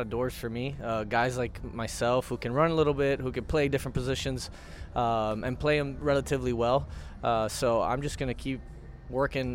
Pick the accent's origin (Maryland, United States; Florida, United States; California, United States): Florida, United States; to be back in my home state